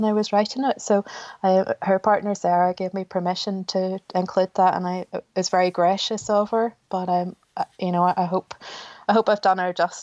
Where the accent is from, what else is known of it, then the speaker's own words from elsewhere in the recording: Ballymena, Northern Ireland, United Kingdom; I was born in 1980 in Ballymena, and it was still a very strong Paisley town in those days